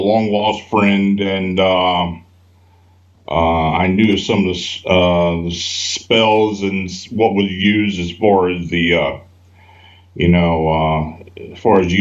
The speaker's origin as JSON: {"language": "English", "town": "Hanover", "region": "Pennsylvania", "country": "United States", "tie": "born or raised there", "also_born_or_lived": "Baltimore, Maryland", "moved": "as an adult", "said": "I was born and raised in Hanover, and I moved away from there after I got out of high school, lived down in Baltimore around 40 years, and I just moved back"}